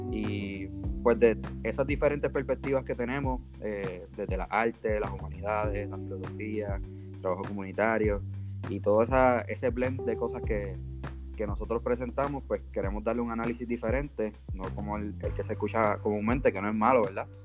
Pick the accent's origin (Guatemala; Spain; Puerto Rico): Puerto Rico; Bayamón; born or raised there